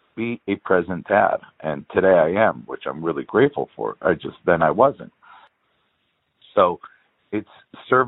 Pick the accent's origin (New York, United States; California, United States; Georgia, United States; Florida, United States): California, United States; Los Angeles; I was born in L.A.